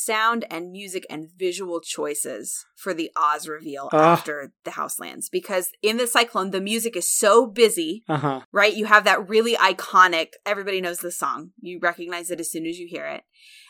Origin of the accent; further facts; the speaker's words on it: Illinois, United States; I grew up in Central Illinois, which is part of Tornado Alley.